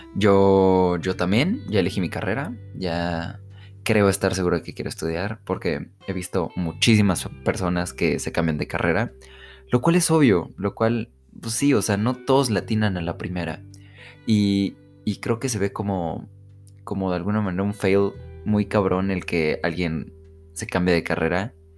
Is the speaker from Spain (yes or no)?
no; Mexico; las familias de acá de México, yo soy de México